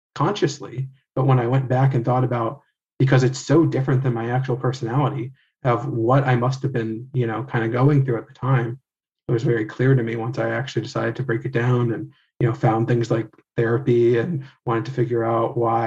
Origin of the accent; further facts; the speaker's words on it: United States; I grew up white in America